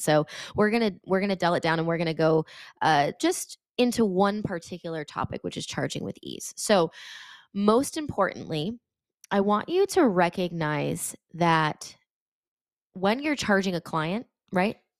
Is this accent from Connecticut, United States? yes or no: yes; Connecticut, United States; I'm from Connecticut